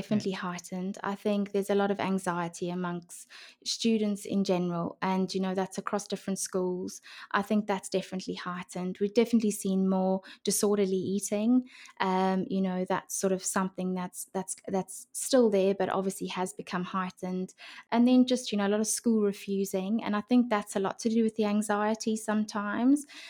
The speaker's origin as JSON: {"language": "English", "country": "South Africa", "tie": "born or raised there", "also_born_or_lived": "Brisbane, Australia", "moved": "as an adult", "lives_now": "United Kingdom", "said": "I grew up in South"}